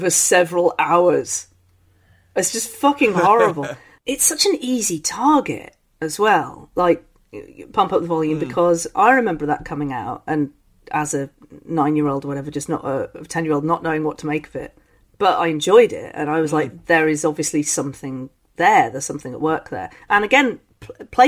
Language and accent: English; London, United Kingdom; I'm born in London